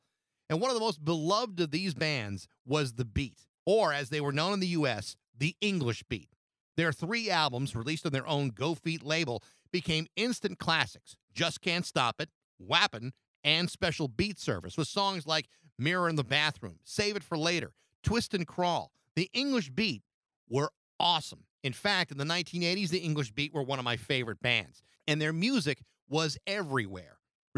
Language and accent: English; United States; us in the States